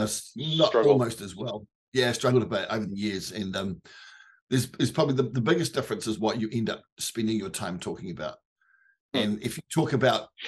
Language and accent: English; New Zealand; as a Kiwi